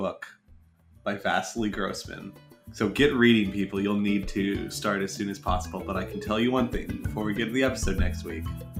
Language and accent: English; New Mexico, United States; born or raised there